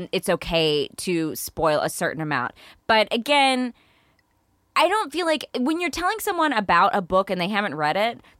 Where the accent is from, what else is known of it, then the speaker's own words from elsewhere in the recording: East Texas, United States; Growing up in East Texas